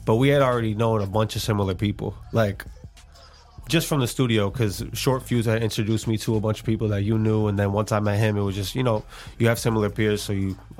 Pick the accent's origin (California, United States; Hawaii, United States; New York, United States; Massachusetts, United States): Massachusetts, United States; Haverhill; We're both from Haverhill, Mass.